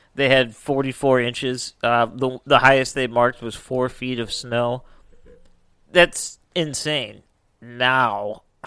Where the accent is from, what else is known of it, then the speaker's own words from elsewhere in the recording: United States; we're, we're from America.